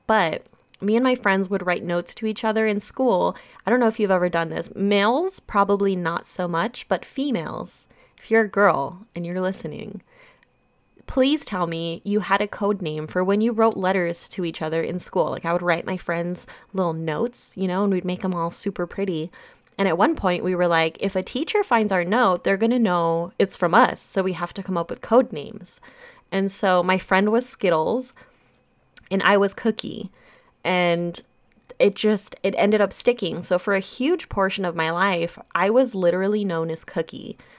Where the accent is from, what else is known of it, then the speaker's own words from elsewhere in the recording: Germany; I'm from Germany and my grandparents live in Germany. My mother's from Germany. I was born in Germany.